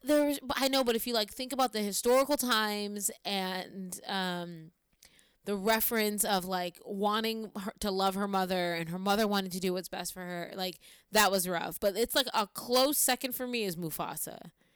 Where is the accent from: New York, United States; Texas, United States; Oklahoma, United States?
New York, United States; Olean; moved away; saying I'm from the suburbs is, like, a massive stretch, if anybody knows where Olean, New York is